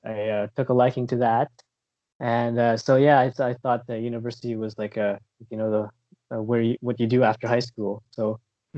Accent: Windsor, Ontario, Canada; also born or lived in South Korea / United Kingdom; now in Vancouver, Canada; I'm a Filipino Canadian, uh, from originally from Windsor, Ontario, but uh, right now I live in uh, around the Vancouver area in uh, BC

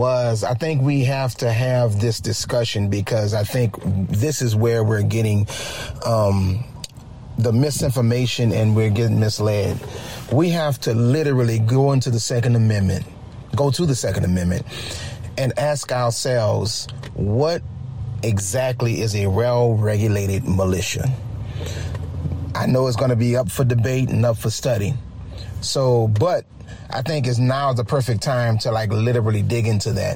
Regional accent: New Orleans, Louisiana, United States; I'm from New Orleans, I'm born and raised

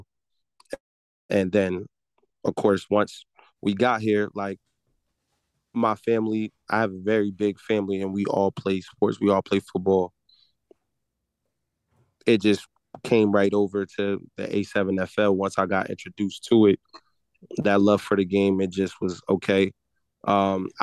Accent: East Orange, New Jersey, United States; I'm from East Orange, New Jersey. I played Pop Warner all the way up, played high school

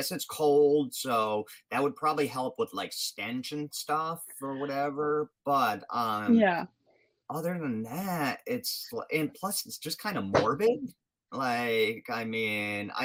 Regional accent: Rhode Island, United States; I'm from Rhode Island

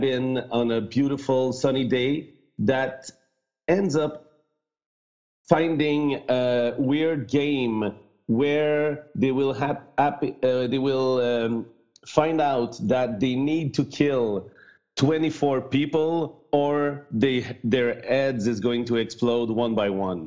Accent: Canada; first language French; English is a second language

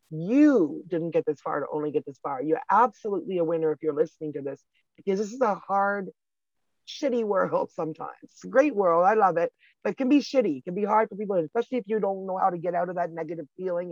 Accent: Canada; I'm a Canadian girl

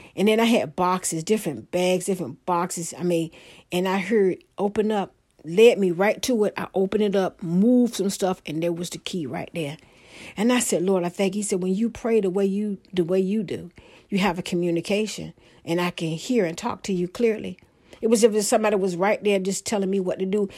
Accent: Hampton Roads, Virginia, United States; I'm from Hampton Roads

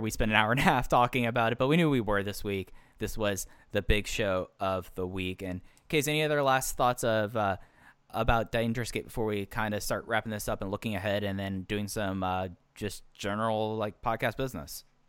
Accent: Dallas, Texas, United States; I grew up in Dallas Fort Worth during the Dirk days

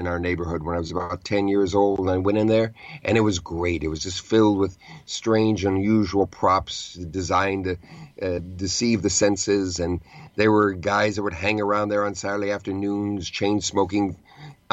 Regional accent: Southern California, United States; also born or lived in New York City; now in New York, United States; I grew up in Southern California

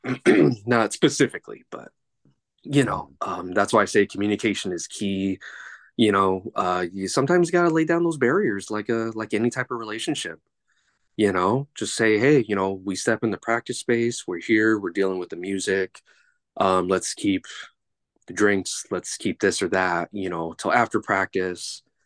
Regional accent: Los Angeles, California, United States; I am from, uh, Los Angeles, California

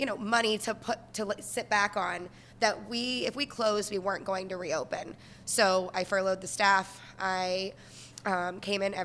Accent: Florida, United States; moved away as an adult; now in New York City, United States; I'm originally from Florida. Moved here about 11 years ago

